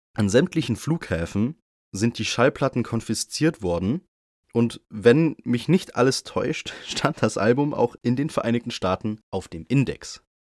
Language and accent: German; Bavaria, Germany; bei uns in Bayern